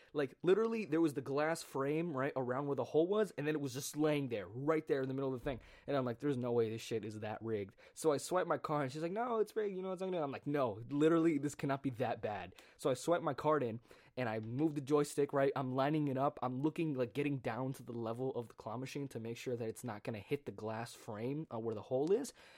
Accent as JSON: {"language": "English", "country": "United States", "tie": "born or raised there", "said": "someone who grew up in America"}